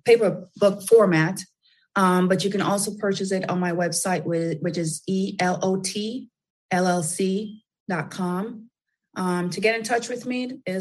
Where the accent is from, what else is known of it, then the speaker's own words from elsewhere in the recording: New York City, New York, United States; I'm from Brooklyn